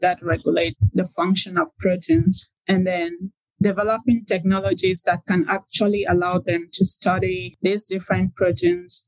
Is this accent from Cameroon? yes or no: yes; Cameroon; moved away as an adult; now in United States; I grew up in Cameroon